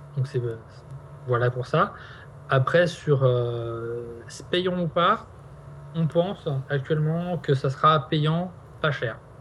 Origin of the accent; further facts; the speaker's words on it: Nantes, Pays de la Loire, France; on est nantais